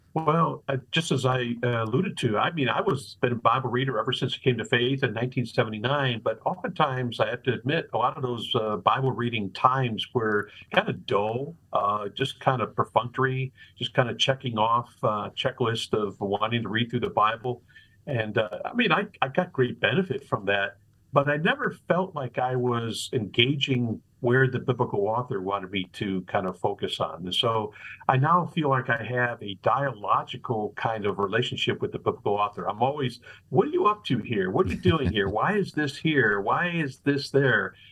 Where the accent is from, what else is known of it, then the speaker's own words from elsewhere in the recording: Chicago, Illinois, United States; also born or lived in La Grange, Illinois; Chicago is where I grew up